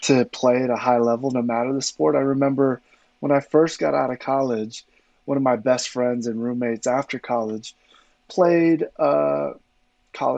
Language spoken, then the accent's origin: English; Los Angeles, California, United States; I grew up playing football in the San Fernando Valley in suburbs of Southern California.